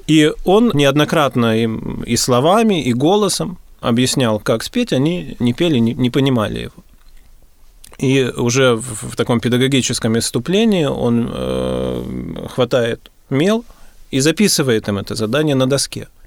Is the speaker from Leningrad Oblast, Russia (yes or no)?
yes; Gatchina, Leningrad Oblast, Russia; born there; Я родился в Гатчине, да